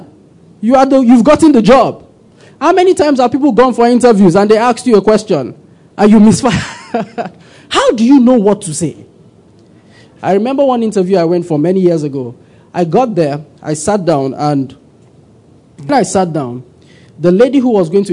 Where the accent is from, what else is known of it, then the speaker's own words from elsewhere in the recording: Kaduna, Kaduna State, Nigeria; Many years ago, I grew up in Kaduna